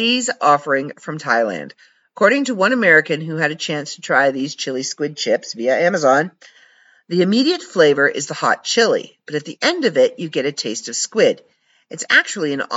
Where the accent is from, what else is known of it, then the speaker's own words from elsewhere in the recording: Canada; I'm from Canada.